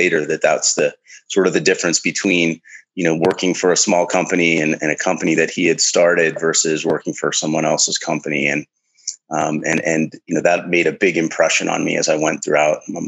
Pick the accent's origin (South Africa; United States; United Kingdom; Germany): United States; the Midwest of the United States; I was born in the Midwest of the United States, in amongst the farm fields